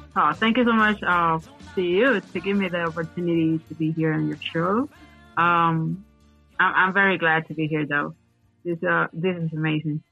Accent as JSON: {"language": "English", "country": "Venezuela", "also_born_or_lived": "Guayaquil, Ecuador / Lima, Peru / Miami, United States", "second_language": "English", "moved": "as an adult", "lives_now": "Ecuador", "said": "I'm from Venezuela."}